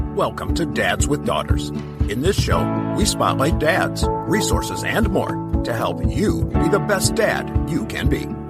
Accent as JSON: {"language": "English", "country": "Nigeria", "moved": "yes", "said": "I am originally from Nigeria"}